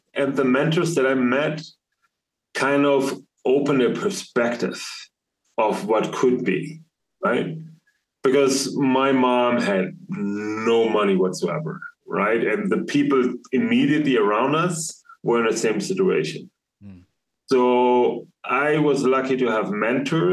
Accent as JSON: {"language": "English", "country": "Germany", "tie": "born or raised there", "said": "I was born and raised in Germany"}